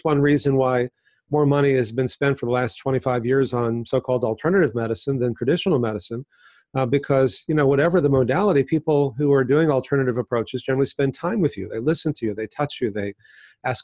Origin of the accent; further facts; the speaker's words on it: Texas, United States; now in California, United States; I grew up in Texas